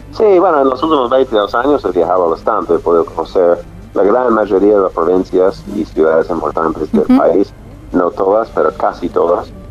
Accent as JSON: {"language": "Spanish", "town": "Nashville", "region": "Tennessee", "country": "United States", "tie": "born or raised there", "also_born_or_lived": "Oklahoma / New York", "second_language": "Spanish", "moved": "as an adult", "lives_now": "Argentina", "said": "Nashville es la ciudad de mi infancia. Nací en Oklahoma, pero pocos meses después fui a vivir en Nashville, que es como mi ciudad de toda la vida, sí."}